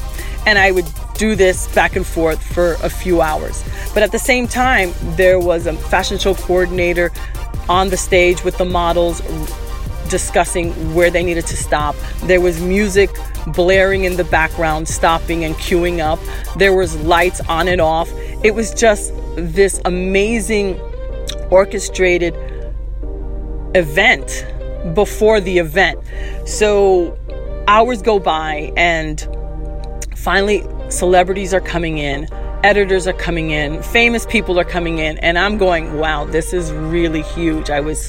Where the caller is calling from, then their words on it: Miami, Florida, United States; I'm calling from Miami